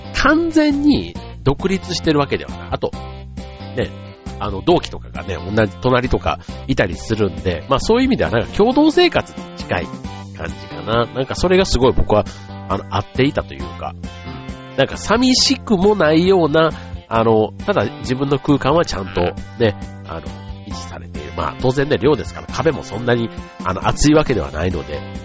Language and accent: Japanese; Osaka, Japan; moved away as an adult; now in Tokyo, Japan; その大阪からこっちにね、就職で上京した